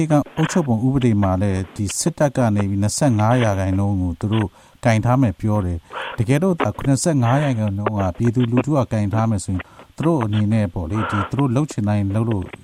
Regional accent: Myanmar; moved away

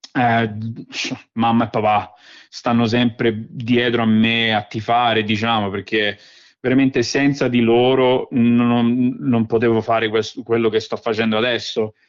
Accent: Rome, Lazio, Italy; accent: Roman (romanaccio); also born or lived in Velletri, Italy; now in Australia; ho l'accento romano perché papà mi ha cresciuto, eh, mi ha sempre parlato in, in romano, un po' ram, romanaccio

